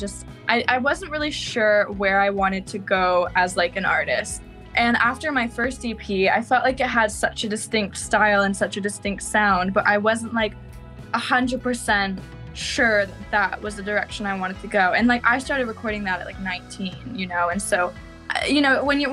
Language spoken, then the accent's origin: English; Elora, Ontario, Canada; now in Toronto, Canada; I actually grew up in Elora, Ontario, which is a super little small town